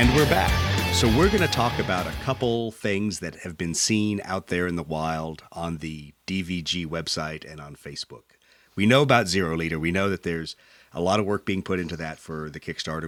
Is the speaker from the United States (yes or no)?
yes; United States; being an American